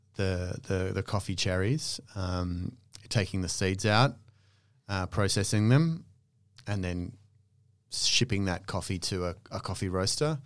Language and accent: English; Australia; moved away as an adult; also born or lived in London; I was from Australia